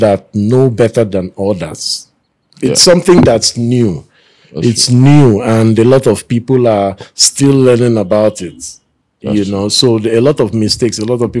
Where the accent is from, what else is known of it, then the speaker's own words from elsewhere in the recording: Port Harcourt, Rivers State, Nigeria; I was born and raised in Port Harcourt